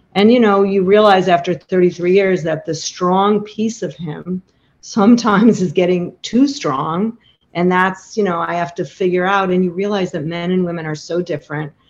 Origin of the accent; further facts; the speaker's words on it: Chicago, Illinois, United States; now in Montclair, New Jersey, United States; I'm from Chicago